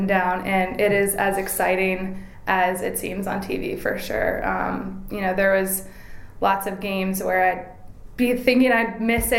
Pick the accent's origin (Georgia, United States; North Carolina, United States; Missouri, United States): North Carolina, United States; Cary; grew up in Cary, which was growing like crazy.